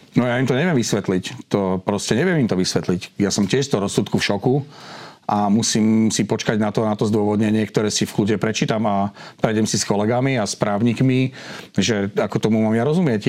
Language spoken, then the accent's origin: Slovak; Žilina, Žilina Region, Slovakia; ja som Žilinčan